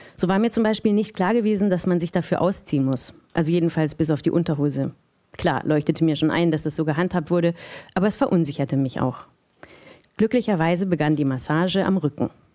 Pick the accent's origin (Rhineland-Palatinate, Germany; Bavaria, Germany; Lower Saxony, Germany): Bavaria, Germany; Munich; moved away; ich bin aus München eigentlich